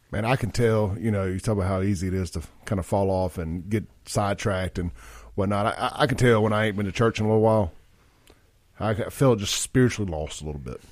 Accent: Jackson, Mississippi, United States; I grew up in South Jackson with John

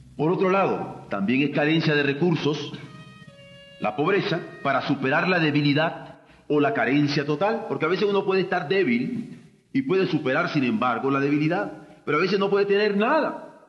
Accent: Mexico; como mexicanos en el grupo Contadora

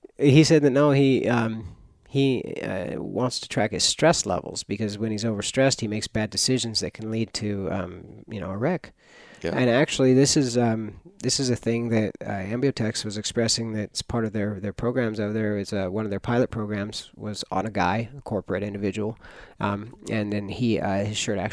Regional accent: Myrtle Creek, Oregon, United States; I grew up in Myrtle Creek. I've had elk.

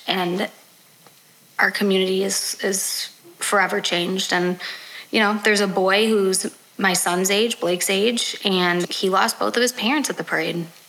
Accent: Highland Park, Illinois, United States; I grew up in Highland Park

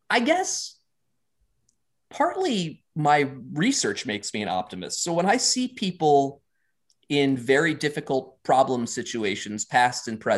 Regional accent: Austria; English is a second language; native Ger- uh, native Austrian. I'm, I'm writing English as a second language, and there's some long ass sentences here

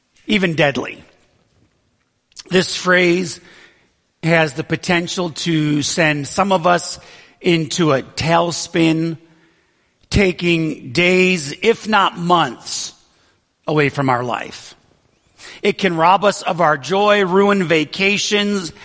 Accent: Western New York, United States; moved away as an adult; also born or lived in Brighton, Michigan; I grew up in Western New York, and I had a great childhood, really

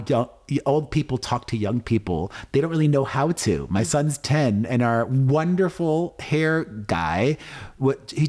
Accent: Miami, Florida, United States; now in Las Vegas, United States; I grew up in Miami understanding that to be a Latino, to be Cuban

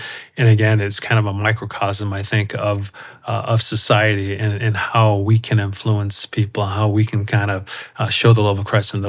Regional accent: Colorado Springs, Colorado, United States; So we moved around quite a bit when I was little. I was a military family, but then settled in Colorado Springs and pretty much had most of my childhood there in Colorado Springs.

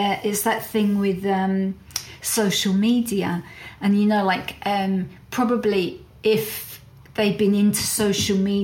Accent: London, United Kingdom; accent: Cockney; also born or lived in Ireland; now in Glasgow, United Kingdom; I grew up in the East End of London. I'm a Cockney

